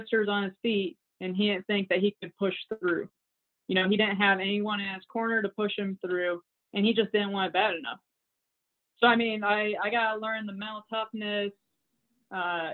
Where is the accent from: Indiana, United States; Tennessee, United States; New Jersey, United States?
Indiana, United States; near Camp Atterbury; I always saw soldiers around Camp Atterbury, around my hometown